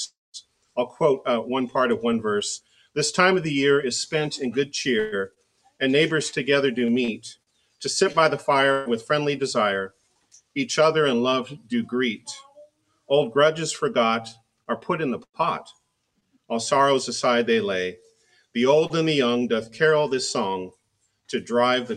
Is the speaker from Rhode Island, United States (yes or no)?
no; Oregon, United States; now in Virginia, United States; I grew up in the Willamette Valley of Oregon near Portland